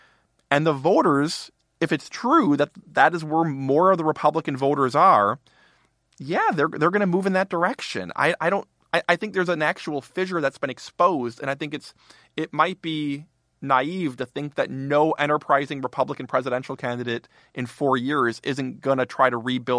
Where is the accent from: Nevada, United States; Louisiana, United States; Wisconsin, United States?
Wisconsin, United States; moved away; Oh, from my home state.